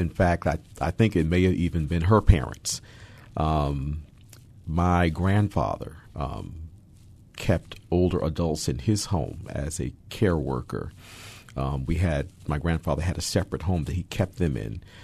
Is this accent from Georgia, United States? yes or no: no; Hudson Valley, Catskill region, upstate New York, United States; moved away as an adult; now in Seattle, United States; I was born, uh, and raised in New York, um, in New York City, and, um, raised in upstate New York in the Hudson Valley, Catskill region.